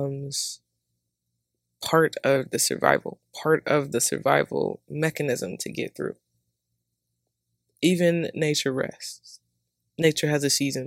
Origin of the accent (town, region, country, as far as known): Georgia, United States; accent: southern; moved away as an adult; also born or lived in Seattle; now in Atlanta, United States